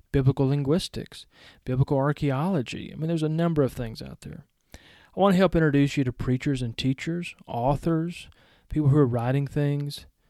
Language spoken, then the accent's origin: English; Georgia, United States; accent: Southern; also born or lived in Powell, Tennessee; I was born in Georgia